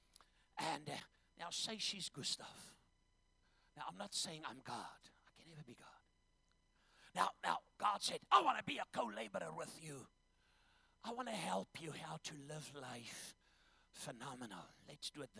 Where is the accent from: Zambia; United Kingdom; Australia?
Zambia; I was born in Zambia.